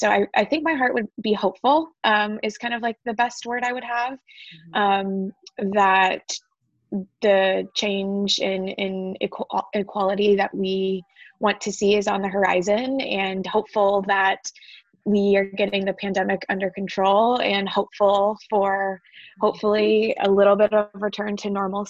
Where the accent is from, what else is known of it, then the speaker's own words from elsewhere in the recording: Toledo, Ohio, United States; I am a Buckeye born and bred. I'm from Ohio, from Toledo, Ohio